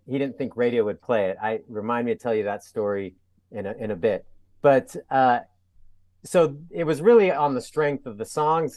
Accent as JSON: {"language": "English", "town": "San Diego", "region": "California", "country": "United States", "also_born_or_lived": "Atlanta", "moved": "yes", "lives_now": "Portland, United States", "said": "I'm from San Diego, but ended up in the Portland area."}